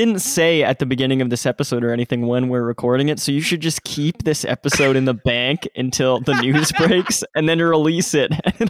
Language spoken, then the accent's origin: English; Canada; That's how you know that I'm Canadian.